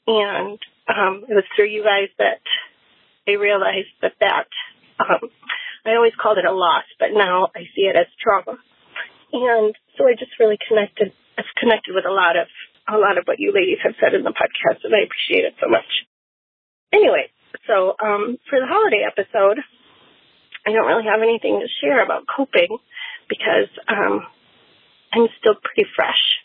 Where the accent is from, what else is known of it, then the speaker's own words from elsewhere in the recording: Woodbury, Minnesota, United States; I am from Woodbury, Minnesota.